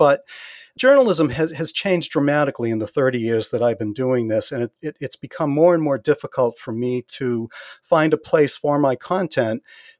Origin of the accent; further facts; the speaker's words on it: New England, United States; also born or lived in Northern Massachusetts; We're both from New England.